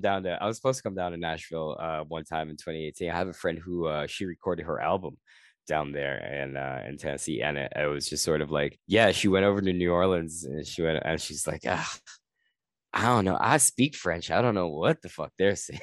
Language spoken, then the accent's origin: English; Guyana; now in Canada; I'm from Guyana